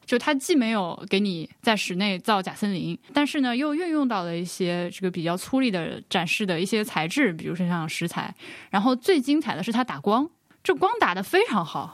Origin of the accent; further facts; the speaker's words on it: Laohekou, Hubei, China; 我就小时候生活在巢室的老口屋